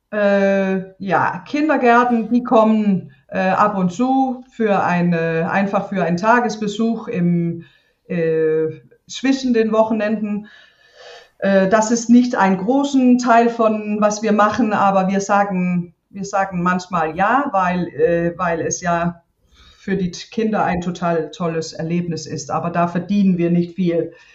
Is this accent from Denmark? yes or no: yes; Denmark; German is a second language; ich bin ja auf dem Land aufgewachsen hier